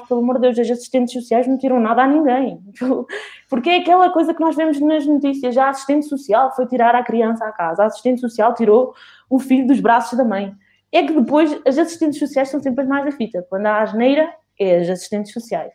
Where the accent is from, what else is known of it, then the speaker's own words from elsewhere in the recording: Cantanhede, Centro, Portugal; fui à Câmara de Cantanhede, de onde eu sou, sou local